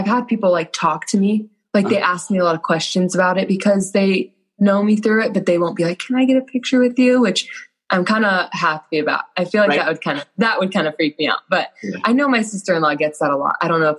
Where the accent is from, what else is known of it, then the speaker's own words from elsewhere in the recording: Gilbert, Arizona, United States; now in Utah, United States; So I grew up in Gilbert, Arizona.